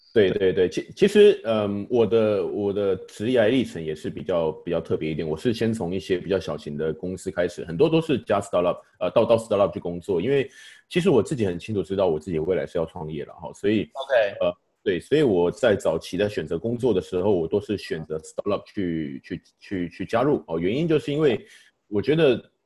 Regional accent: Taichung, Taiwan; also born or lived in Kaohsiung; 我在高雄出生，不过我很小就，就搬到台中去了

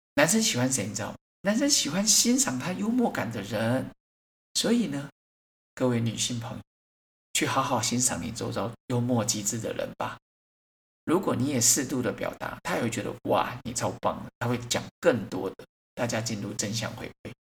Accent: Xiaoli Elementary School, Bade, Taoyuan, Taiwan; 像我来自一个很小的学校， 巴德的小李国小

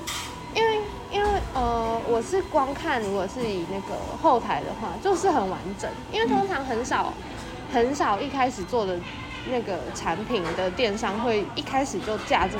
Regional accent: Kouhu, Yunlin County, Taiwan; 我们我可是我们住靠海边，我们哪里？那个下湖那边，口湖。

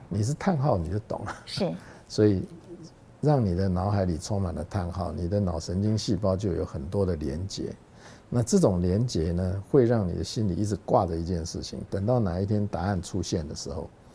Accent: Taiwan; also born or lived in Hong Kong; 因为你的根是在台湾嘛

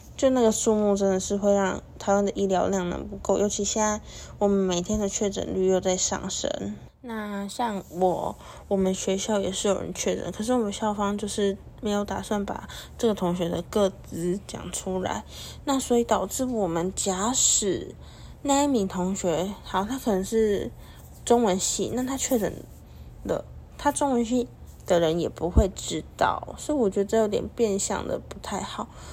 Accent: Taiwan; 我们台湾人

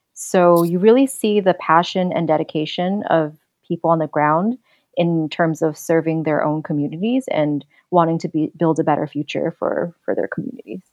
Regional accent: New York City, New York, United States; moved away; I grew up in Queens

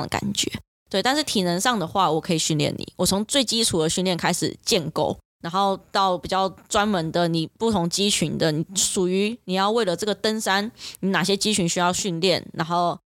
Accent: Taiwan; 我们台湾人

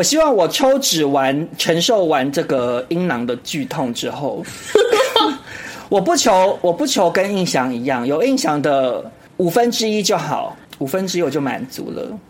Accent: Taiwan; 我们台湾人

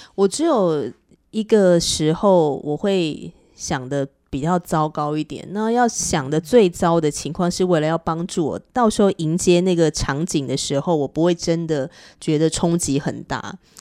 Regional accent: northern Taiwan, Taiwan; 那我是彻头彻尾的北部人啊

